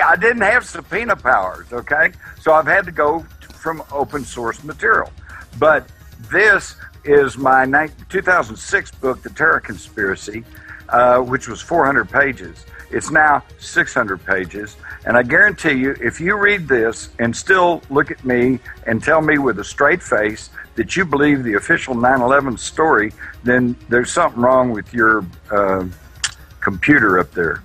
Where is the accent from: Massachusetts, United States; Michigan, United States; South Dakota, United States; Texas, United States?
Texas, United States; I was of the Texas redneck mentality at that time.